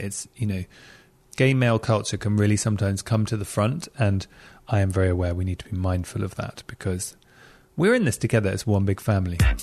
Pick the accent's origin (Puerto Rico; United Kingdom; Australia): United Kingdom; England; I'm being really English